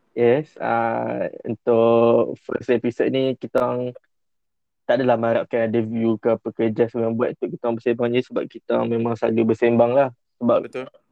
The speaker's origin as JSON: {"language": "Malay", "town": "Rawang", "region": "Selangor", "country": "Malaysia", "said": "aku dari Rawang"}